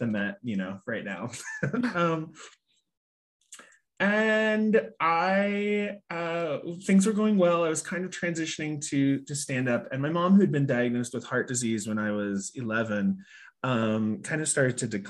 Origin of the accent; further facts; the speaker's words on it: Midwest, United States; moved away as an adult; also born or lived in New York; I grew up in the Midwest on a pig farm